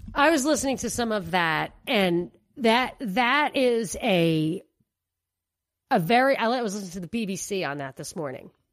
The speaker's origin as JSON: {"language": "English", "region": "New York", "country": "United States", "moved": "yes", "said": "I'm a New Yorker"}